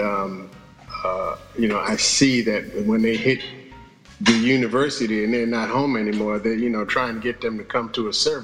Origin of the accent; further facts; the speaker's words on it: New York, United States; I'm from New York